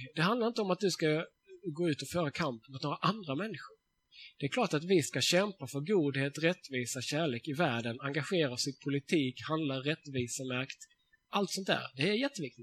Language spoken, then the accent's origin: Swedish; Sweden; jag är svensk